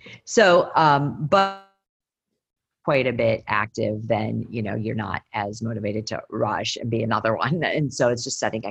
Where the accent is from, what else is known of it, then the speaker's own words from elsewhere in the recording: Michigan, United States; also born or lived in Boston; now in Portland, United States; I'm from Michigan